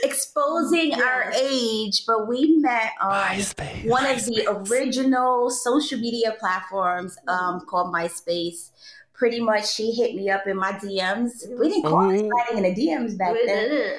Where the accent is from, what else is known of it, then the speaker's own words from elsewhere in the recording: New York City, New York, United States; moved away as an adult; now in Georgia, United States; We're originally from the Bronx